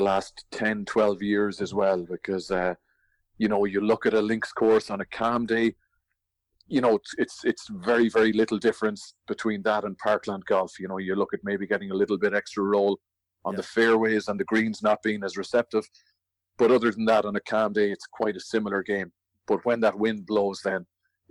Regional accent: Ireland; as an Irishman

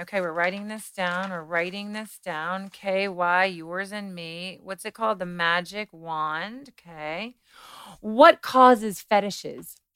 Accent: Kentucky, United States; I grew up in a very Christian household. I'm from Kentucky.

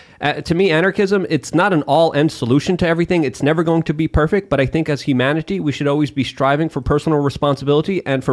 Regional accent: New York City, New York, United States; also born or lived in Poland; I grew up in New York City, too.

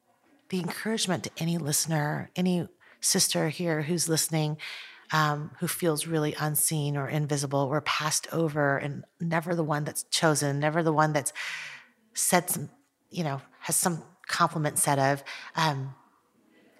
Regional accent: United States; also born or lived in Taiwan; moved to the United States when I was almost 5

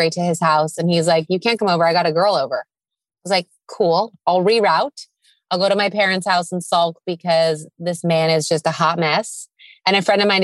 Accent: San Diego, California, United States; I'm from San Diego, California, specifically Mission Hills

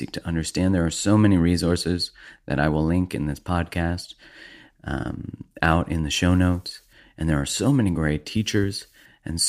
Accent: Canada; being a Canadian

